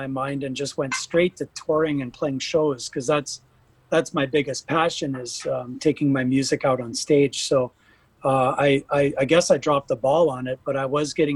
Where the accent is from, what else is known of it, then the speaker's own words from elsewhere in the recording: Pinawa, Manitoba, Canada; also born or lived in Winnipeg, Canada; now in Bonny Doon, United States; very, very inspiring little town called Pinawa that I grew up